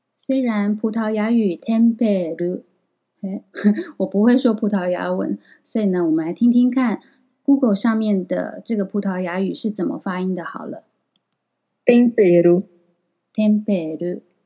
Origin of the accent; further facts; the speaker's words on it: Taiwan; moved away as an adult; now in Kyoto, Japan; 小岛先生知道我是台湾人之后